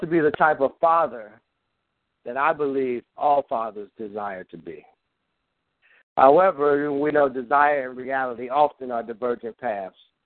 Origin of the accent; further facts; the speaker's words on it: Chicago, Illinois, United States; I'm really from Chicago